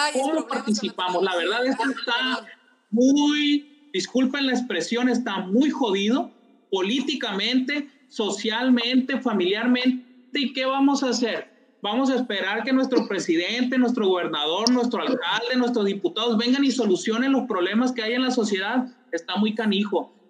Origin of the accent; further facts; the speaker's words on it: Culiacán, Sinaloa, Mexico; si somos de Culiacán